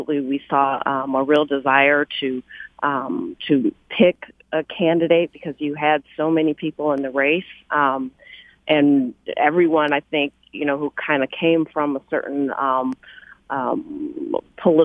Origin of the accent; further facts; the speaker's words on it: Detroit, Michigan, United States; growing up in Detroit